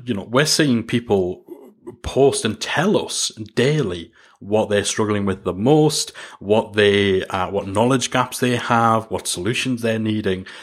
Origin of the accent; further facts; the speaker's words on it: Newcastle upon Tyne, North East England, United Kingdom; accent: Geordie; as much as I've tried to soften the Jordan a, the Jordy accent